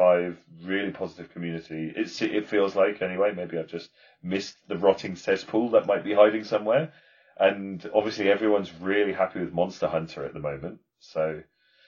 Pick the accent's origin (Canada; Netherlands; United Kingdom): United Kingdom; I'm British. I'm gonna embrace my Britishness